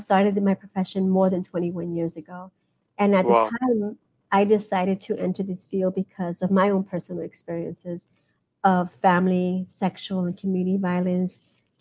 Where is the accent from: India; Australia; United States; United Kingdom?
United States; New York City, New York; also born or lived in Ecuador; I was born in Ecuador, and I came to the States when I was three. I'm an indigenous immigrant, woman of color, and that's the way I identify. I grew up in New York City, in Brooklyn